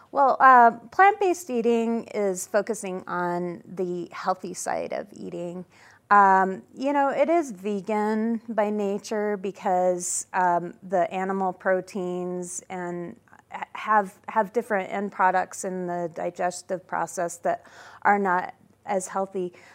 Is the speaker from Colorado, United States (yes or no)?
yes; Denver, Colorado, United States; now in Edwards, United States; I'm a fourth generation Coloradan, and I grew up in Denver